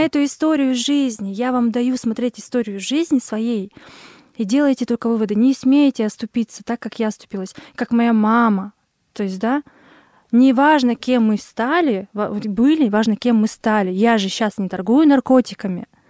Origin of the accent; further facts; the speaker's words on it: Kurgan, Kurgan Oblast, Russia; also born or lived in Kazakhstan; в России, в каком-то городе Кургане, Кургане, у цыган. Через год, как я родилась